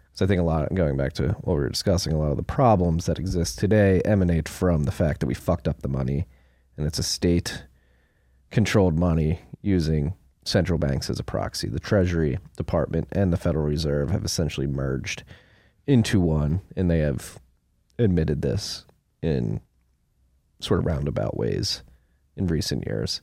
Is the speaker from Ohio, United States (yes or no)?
no; Pennsylvania, United States; a native Pennsylvanian